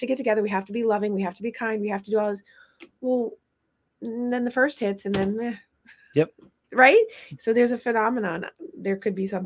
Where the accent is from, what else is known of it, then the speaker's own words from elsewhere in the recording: Vermont, United States; I grew up in Vermont